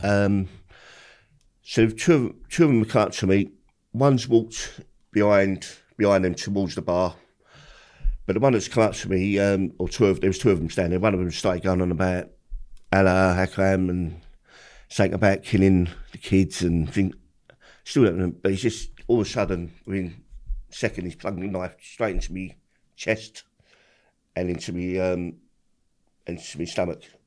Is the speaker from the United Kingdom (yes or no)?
yes; London, United Kingdom; I've grew up in Peckham